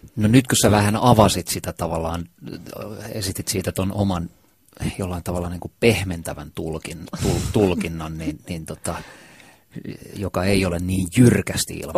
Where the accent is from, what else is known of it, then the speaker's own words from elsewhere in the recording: Helsinki, Uusimaa, Finland; Kumpulassa, jossa, josta mä oon kotoisin, niin lähestulkoon kaikki semmoiset jotenkin rakkaimmat muistot ja kaikkein makeimmat muistot lapsuudesta